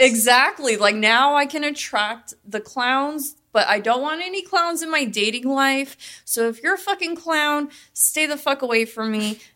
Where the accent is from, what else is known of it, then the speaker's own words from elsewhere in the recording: Las Vegas, Nevada, United States; I'm from Vegas, born and raised